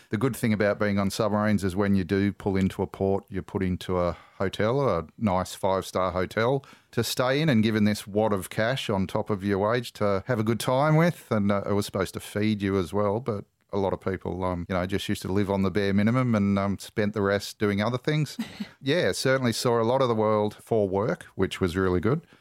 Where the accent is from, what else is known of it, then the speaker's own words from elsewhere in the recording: Australia; Well, I grew up all around Australia because my father was in the Navy.